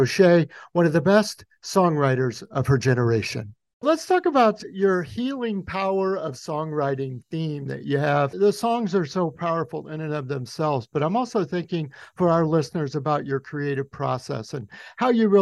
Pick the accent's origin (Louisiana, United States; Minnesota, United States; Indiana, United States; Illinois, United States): Louisiana, United States; Shreveport; moved away; also born or lived in Baton Rouge / Chicago; I was born in Shreveport, spent a lot of time in Baton Rouge, and then moved to Chicago.